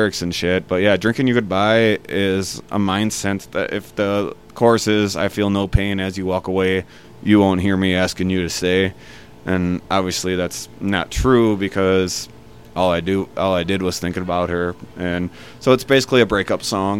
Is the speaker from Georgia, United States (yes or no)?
no; Chicago, Illinois, United States; We're from Chicago